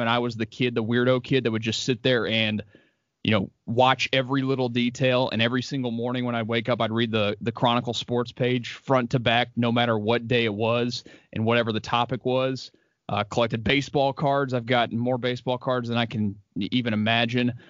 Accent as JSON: {"language": "English", "town": "Houston", "region": "Texas", "country": "United States", "tie": "born or raised there", "said": "born and raised, grew up out in Jersey"}